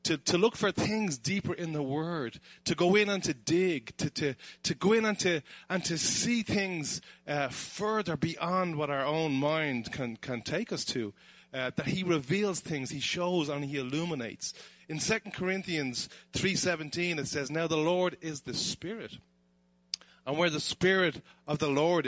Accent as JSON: {"language": "English", "town": "Dublin", "region": "Leinster", "country": "Ireland", "tie": "born or raised there", "said": "I'm originally from Dublin, and we live just outside Dublin in Ireland. And Conor McGregor lives in my hometown"}